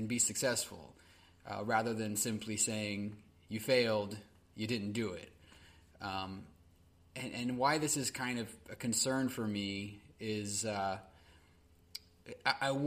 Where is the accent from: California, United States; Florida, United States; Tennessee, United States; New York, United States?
California, United States; my home state, California